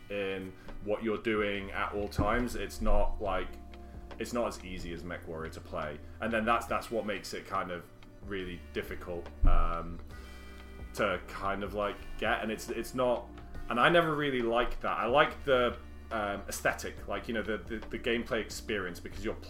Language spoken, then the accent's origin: English; North Wales, United Kingdom; I grew up in North Wales in the country